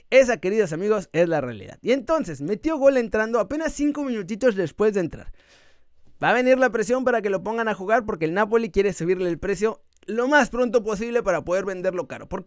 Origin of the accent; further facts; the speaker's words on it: Mexico; porque así somos los mexicanos y hay que dar ese er, esfuerzo, extra.